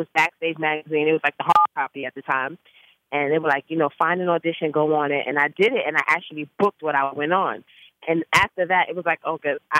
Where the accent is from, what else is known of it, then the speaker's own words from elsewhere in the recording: Bronx, New York, United States; So at a young age, I started singing. I grew up in the Bronx, and I went to high school of performing arts.